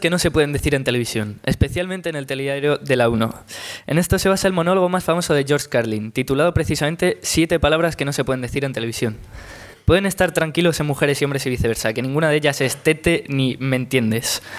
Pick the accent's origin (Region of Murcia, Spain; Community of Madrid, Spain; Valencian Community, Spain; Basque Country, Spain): Valencian Community, Spain; Castellón de la Plana; Eh, no, soy de Castellón de la Plana.